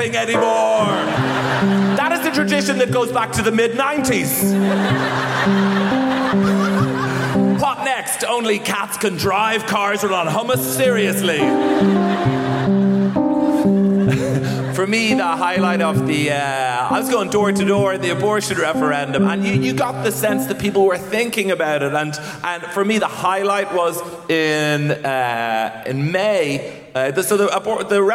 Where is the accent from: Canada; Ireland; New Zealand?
Ireland; I come from Ireland.